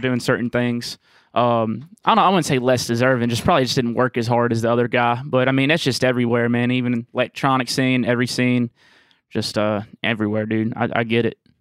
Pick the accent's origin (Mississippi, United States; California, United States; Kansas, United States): Mississippi, United States; Jackson; growing up in Jackson